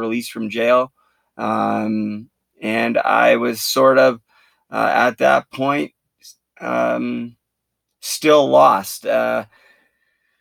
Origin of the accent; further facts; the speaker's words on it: Port Coquitlam, British Columbia, Canada; I'm from Port Coquitlam, British Columbia, which is about 40 minutes from Vancouver. Grew up there, played my minor hockey there